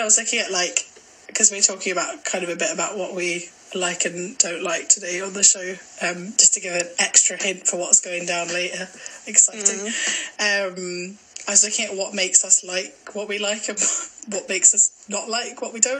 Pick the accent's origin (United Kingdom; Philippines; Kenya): United Kingdom; Glasgow, Scotland; Someone thought I was Canadian once, which I thought was kind of cool, but... Yeah, I am from Glasgow, I promise.